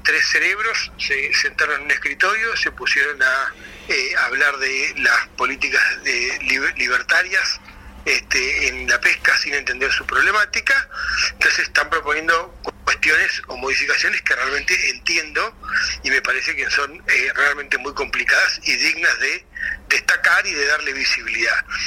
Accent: Argentina; como argentinos

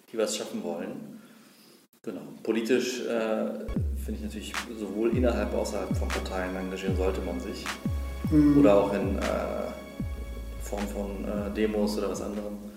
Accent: Berlin, Germany; ich bin im Moabit groß geworden. Ähm, das heißt, wir waren nur 99 Prozent, glaube ich, äh, Migrationshintergrund, zumindest so gelesen, wenn man in den Klassenraum geschaut hat.

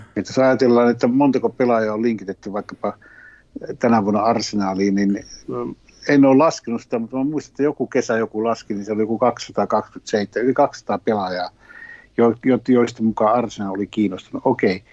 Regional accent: Finland; Sitten kysyi, mistä päin oot? Sitten mä sanoin, Suomesta

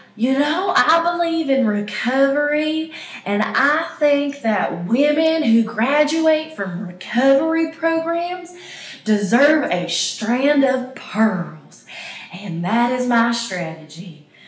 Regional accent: East Tennessee, United States; moved away as an adult; also born or lived in Austin, Texas / Switzerland; I was raised in East Tennessee

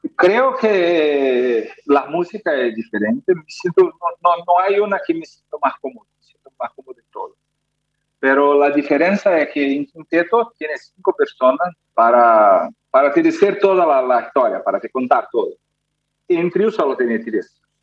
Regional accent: Brazil; Spanish is a second language; yo, yo soy brasileño, nunca tuve clase de, de, español

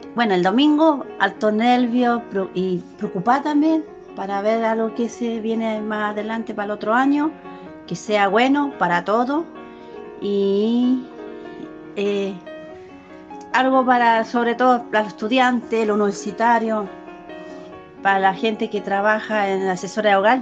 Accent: Chile; soy chilena

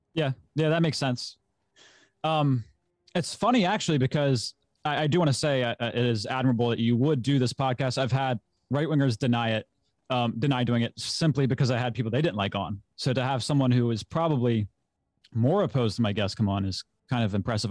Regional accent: Maryland, United States; I'm from the United States, Maryland, my state, born and raised.

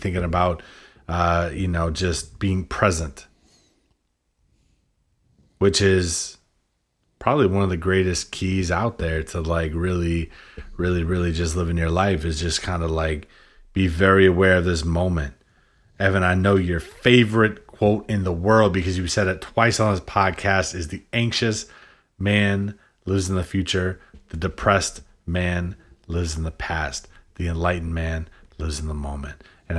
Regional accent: New Hampshire, United States; Mount Washington, dude. I'm definitely from New Hampshire.

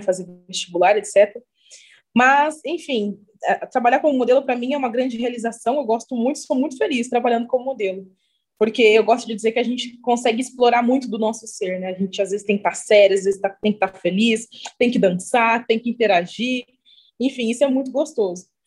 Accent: Cruzeiro, São Paulo, Brazil; moved away as an adult; also born or lived in Rio de Janeiro; now in Maringá, Brazil; comecei fazendo alguns trabalhos na minha cidade natal, eu sou de Cruzeiro, interior de São Paulo.

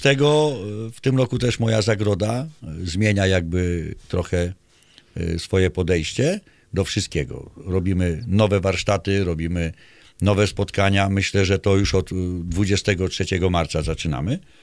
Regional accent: Mokry Dwór, Pomeranian Voivodeship, Poland; u nas w Mokrym Dworze

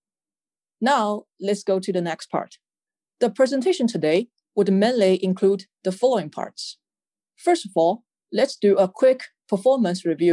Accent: Shanghai, China; moved away as an adult; also born or lived in United States / Quanzhou, Fujian; I relocated from my hometown Shanghai to Quanzhou, Fujian province

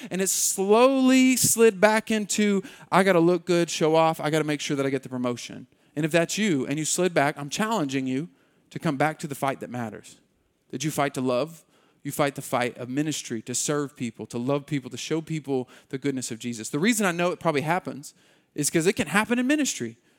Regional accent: Muskogee, Oklahoma, United States; we grew up in Muskogee

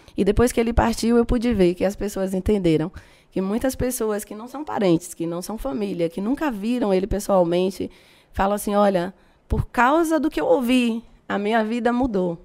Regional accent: Feira de Santana, Bahia, Brazil; Eu cresci ali na Mangabeira

